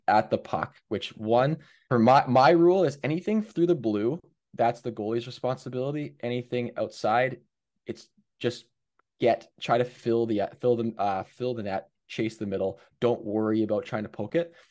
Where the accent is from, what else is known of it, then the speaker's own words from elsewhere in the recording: Hamilton, Ontario, Canada; I'm from Hamilton